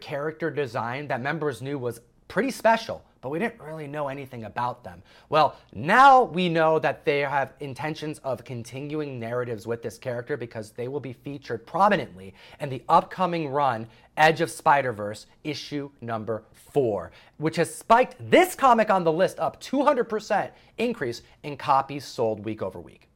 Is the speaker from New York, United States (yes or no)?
yes; New York, United States; I'm from New York